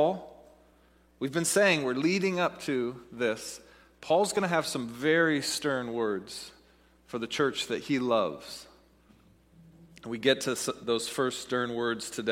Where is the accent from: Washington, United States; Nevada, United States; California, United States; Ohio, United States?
Washington, United States; Seattle; moved away as an adult; also born or lived in Dallas, Texas; I'm from Seattle, was living in Dallas